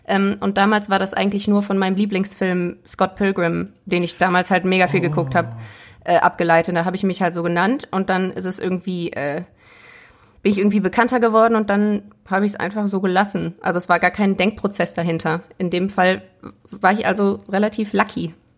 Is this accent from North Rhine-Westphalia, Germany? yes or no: yes; Essen, North Rhine-Westphalia, Germany; ich komme aus, äh, aus Essen, aber aus einem schönen Stadtteil